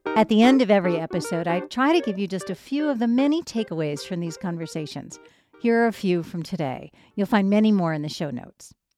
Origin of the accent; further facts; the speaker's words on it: Boston, Massachusetts, United States; moved away; also born or lived in New York; I grew up in Boston and later New York.